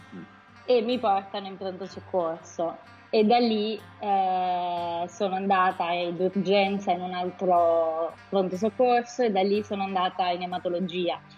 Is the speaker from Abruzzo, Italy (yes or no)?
yes; Abruzzo, Italy; io sono nata in Abruzzo, e ho un legame molto forte con questa regione